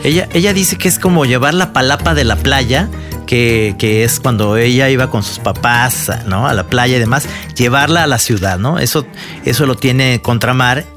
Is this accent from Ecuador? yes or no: no; Mexico; como mexicano